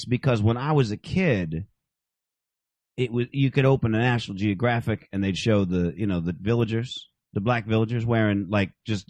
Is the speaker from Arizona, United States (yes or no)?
yes; Phoenix, Arizona, United States; I'm from Phoenix